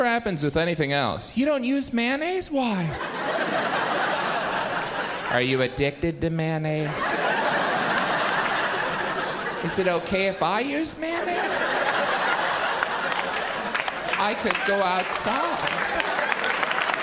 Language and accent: English; Indiana, United States; now in New York City, United States; I have lived here 10 years. I am originally from Indiana.